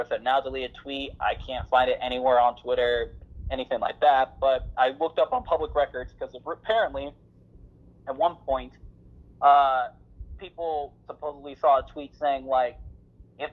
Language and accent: English; United States; as American people